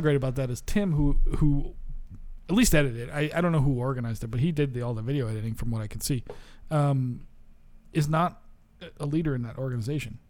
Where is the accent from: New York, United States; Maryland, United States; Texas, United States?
New York, United States; moved away; I come from New York, where people are goddamn super hyped on that shit